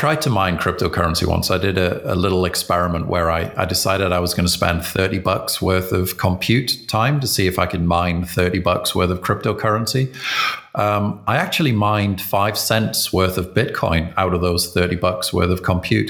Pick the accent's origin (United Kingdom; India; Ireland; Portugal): United Kingdom; I'm British